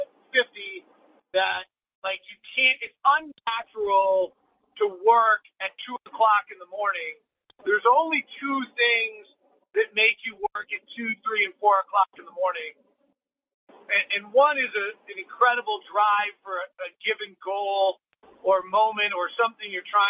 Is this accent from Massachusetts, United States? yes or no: no; Bay Area, California, United States; I grew up in the Bay Area before the Sharks